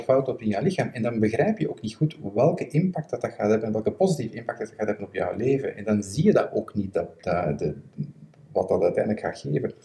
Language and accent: Dutch; Belgium; Ik ben een Belg